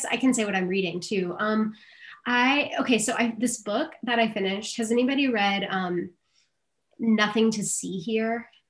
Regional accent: Tennessee, United States; And I'm from Tennessee

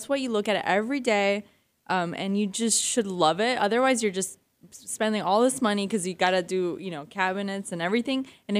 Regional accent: Argentina; moved away; I'm from Argentina.

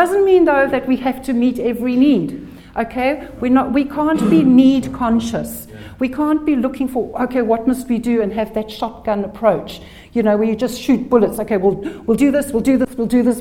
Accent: South Africa; also born or lived in England; I was born in England, but grew up in South Africa

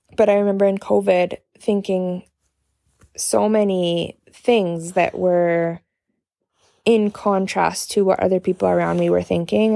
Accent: Canada; from Canada

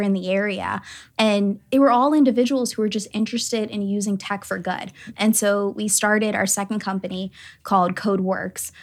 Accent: Atlanta, Georgia, United States; now in South Bend, United States; I'm originally from Atlanta, Georgia, and I, I grew up only child

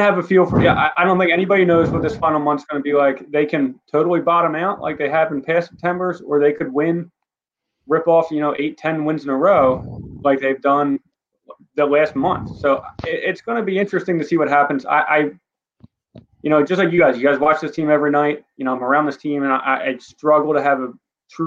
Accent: Philadelphia, Pennsylvania, United States; I'm from Northeast Philadelphia

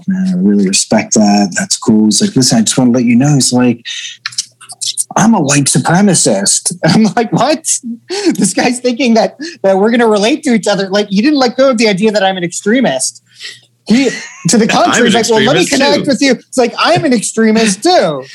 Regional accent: Pennsylvania, United States; now in New York, United States; growing up in Pennsylvania

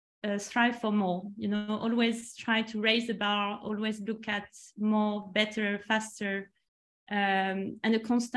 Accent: Strasbourg, Grand Est, France; also born or lived in Nantes; I'm French, so I was in France. I was born in Nantes first and then moved in a couple of different cities. And then finally spent most of my time in Strasbourg next to the German border.

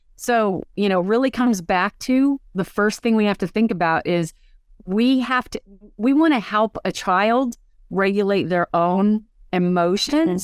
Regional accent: Pennsylvania, United States; also born or lived in San Francisco; I'm from Pennsylvania. I live here now

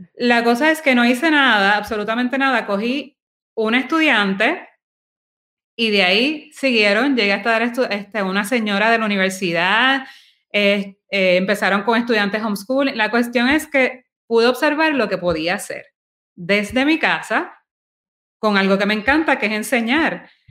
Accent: Guaynabo, Puerto Rico; now in San Juan, Puerto Rico; yo me crié en Guaynabo

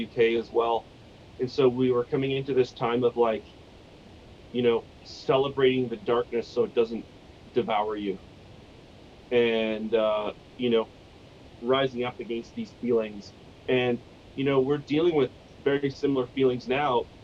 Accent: Canada; we're Canadian

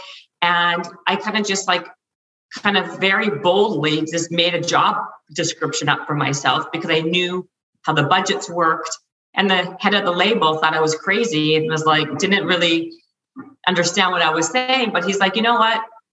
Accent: Canada; now in Los Angeles, United States; I'm in LA, and I'm Canadian. So, and I used to be in Canada

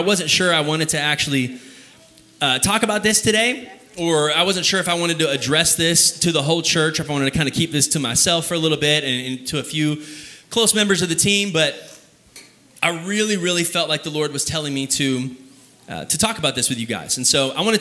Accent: Kyle, Texas, United States; Kyle, Texas, where I would kind of consider my hometown

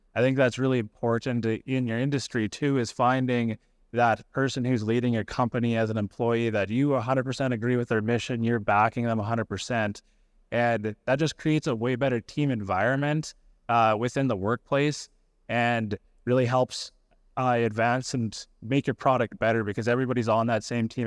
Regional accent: Melfort, Saskatchewan, Canada; I grew up in Melfort

